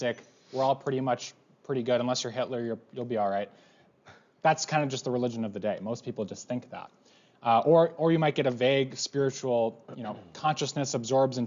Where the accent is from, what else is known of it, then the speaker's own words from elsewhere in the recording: United States; we're American